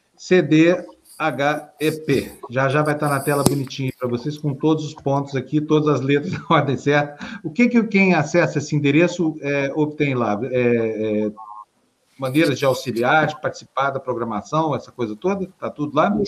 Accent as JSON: {"language": "Portuguese", "town": "Uberlândia", "region": "Minas Gerais", "country": "Brazil", "moved": "yes", "said": "lá da minha cidade, Uberlândia"}